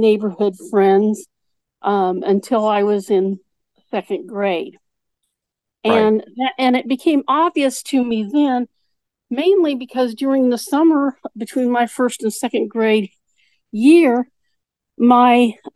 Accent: Indiana, United States; I'm actually from Indiana

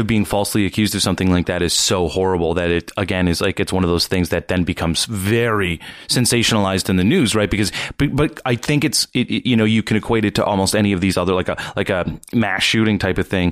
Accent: Nova Scotia, Canada; I'm from the East Coast, from Nova Scotia

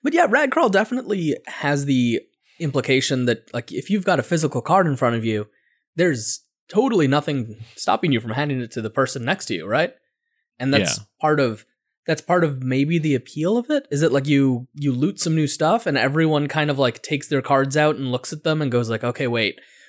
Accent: Connecticut, United States; we're from Connecticut, we don't say D's. When we say a T, we say it D, and when we say a D, we don't.

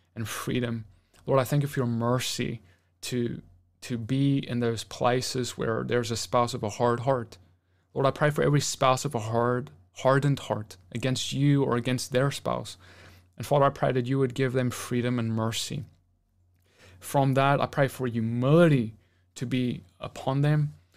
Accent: South Africa; now in United States; back in my home country

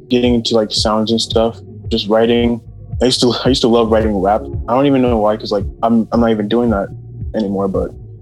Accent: Maryland, United States; I'm from Maryland.

